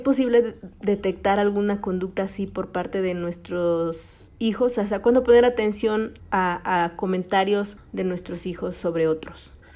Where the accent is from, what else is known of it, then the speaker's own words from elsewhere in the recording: Mexico; lo pachanguero que somos los mexicanos